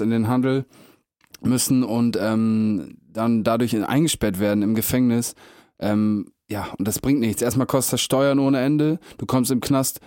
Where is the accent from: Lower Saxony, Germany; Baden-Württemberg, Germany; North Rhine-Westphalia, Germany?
Lower Saxony, Germany; Meppen; ich komme ja aus Mappen